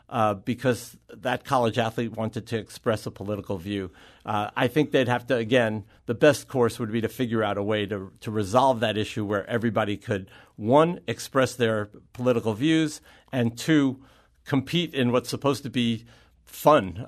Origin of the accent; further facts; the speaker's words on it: New York, United States; I grew up in New York